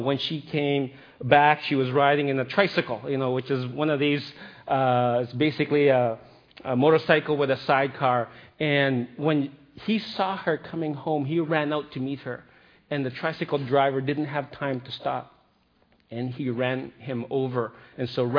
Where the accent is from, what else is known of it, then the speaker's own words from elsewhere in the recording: Philippines; moved away; I grew up in the Philippines, and I spent a lot of time with my grandmother